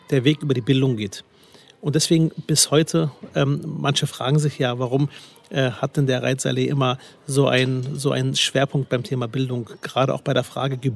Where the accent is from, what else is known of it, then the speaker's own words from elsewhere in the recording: Berlin, Germany; also born or lived in Spandau; Wissen Sie, ich bin groß geworden tatsächlich in Spandau, kam im Alter von fünf Jahren nach Berlin, äh, am Rande der Stadt in der Großraumsiedlung Herrstraße Nord.